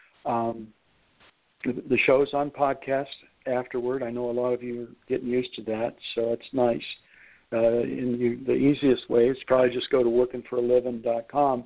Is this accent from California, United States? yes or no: no; Lordstown, Ohio, United States; Lordstown, Ohio, my hometown there, Youngstown